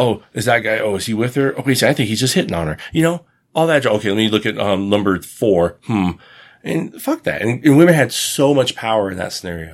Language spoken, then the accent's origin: English; United States; I have a foreign accent. I'm from the United States